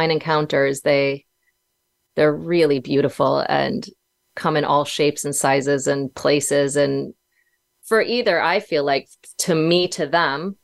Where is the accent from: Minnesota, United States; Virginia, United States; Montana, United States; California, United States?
Minnesota, United States; moved away as an adult; also born or lived in Los Angeles; I had to move back home to Minnesota